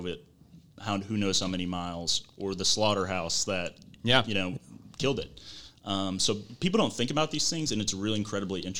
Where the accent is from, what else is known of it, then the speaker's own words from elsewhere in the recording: Rogers, Arkansas, United States; moved away as an adult; also born or lived in Conway, Arkansas; now in Jonesboro, United States; I'm originally from Rogers, Arkansas. I graduated high school in 2015 and then moved to Conway